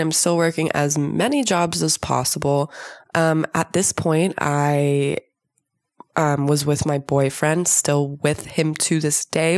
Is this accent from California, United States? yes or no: yes; Southern California, United States; I was born and raised in Southern California